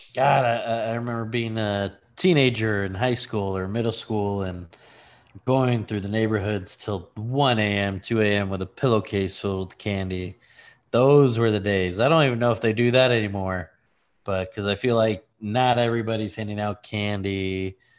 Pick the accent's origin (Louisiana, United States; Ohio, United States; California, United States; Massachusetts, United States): California, United States; Lancaster; I'm from Lancaster, California, tumbleweed town